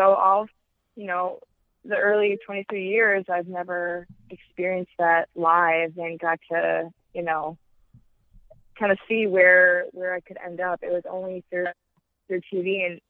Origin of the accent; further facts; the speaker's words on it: Wisconsin, United States; Chicago in the NWSL is the closest NWSL team to my hometown.